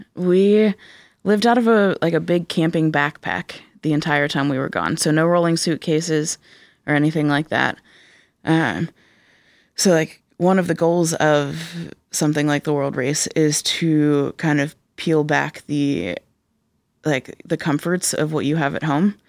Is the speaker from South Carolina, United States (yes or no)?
no; Pittsburgh, Pennsylvania, United States; accent: Pittsburghese; moved away as an adult; now in Cedarville, United States; I grew up in Pittsburgh.